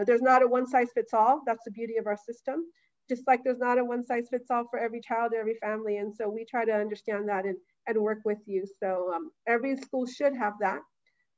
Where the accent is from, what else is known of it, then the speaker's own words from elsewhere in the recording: Los Angeles, California, United States; I grew up in Boyle Heights